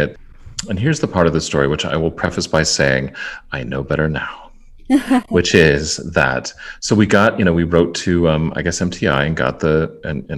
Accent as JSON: {"language": "English", "town": "Tucson", "region": "Arizona", "country": "United States", "tie": "born or raised there", "said": "I grew up in Tucson"}